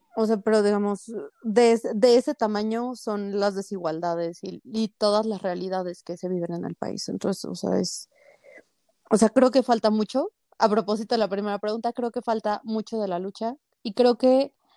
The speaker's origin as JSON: {"language": "Spanish", "region": "Mexico City", "country": "Mexico", "said": "yo soy de la Ciudad de México"}